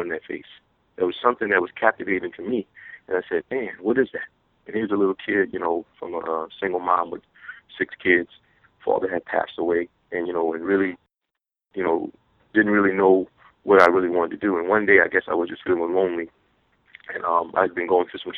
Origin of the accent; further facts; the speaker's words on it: Louisiana, United States; I was a little kid growing up in Louisiana